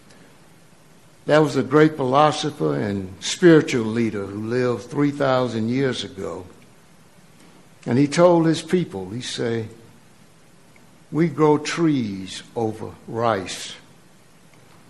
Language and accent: English; Mississippi, United States; I grew up in Mississippi in the 40s and 50s